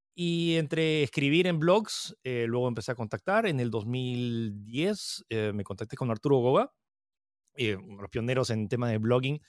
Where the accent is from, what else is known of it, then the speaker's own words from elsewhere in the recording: Peru; also born or lived in United States / France; soy chino-francés que nació en Estados Unidos, que vive en Perú. Eh, nací en el 88, lo cual significa que acabo de cumplir 33 años y estoy, eh, viví, eh, o sea, viví un año en Estados Unidos, pero luego me, mudé a Francia y llegué a Perú cuando tenía siete.